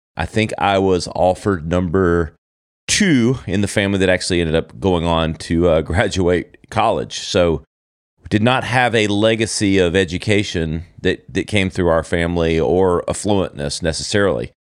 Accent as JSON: {"language": "English", "town": "Easley", "region": "South Carolina", "country": "United States", "tie": "born or raised there", "also_born_or_lived": "Greenville, South Carolina", "moved": "yes", "said": "born and, and brought up in a small little town called Easley, South Carolina"}